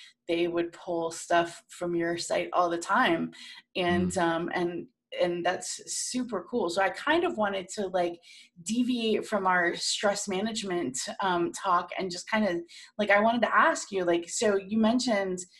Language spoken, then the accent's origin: English; Cocoa Beach, Florida, United States; moved away as an adult; now in Washington, DC, United States; I grew up like near Cocoa Beach